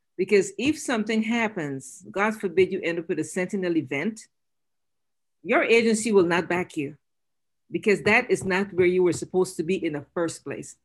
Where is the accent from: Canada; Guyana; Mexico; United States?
Guyana; moved away